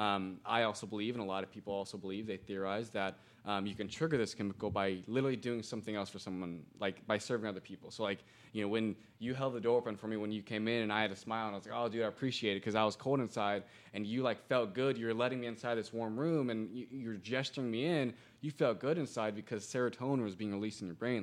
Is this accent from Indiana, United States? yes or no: yes; Greenwood, Indiana, United States; moved away as an adult; also born or lived in Broad Ripple, Indianapolis; now in Indianapolis, United States; Born and raised in Greenwood, Indiana